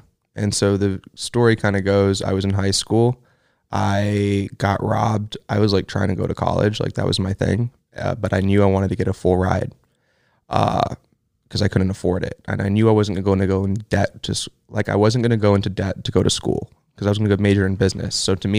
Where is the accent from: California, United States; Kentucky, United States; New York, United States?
California, United States; Los Angeles; I grew up a lot of places. We bounced around a lot growing up, but I would say I spent the most time in Los Angeles. So at this point, it's like I'm from LA.